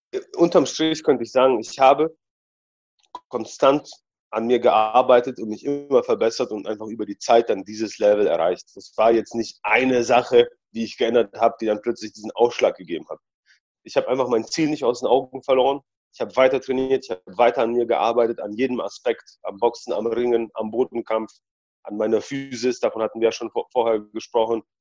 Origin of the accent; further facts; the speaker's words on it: Germany; also born or lived in Poland; ich bin ja in Polen geboren und in Deutschland aufgewachsen. Dementsprechend trage ich auch zwei Herzen in meiner Brust.